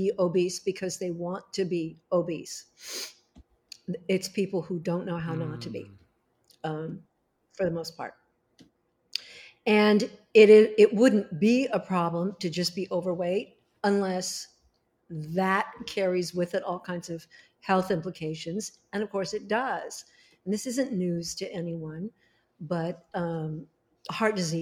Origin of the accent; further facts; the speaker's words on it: Los Angeles, California, United States; I was born there in Hollywood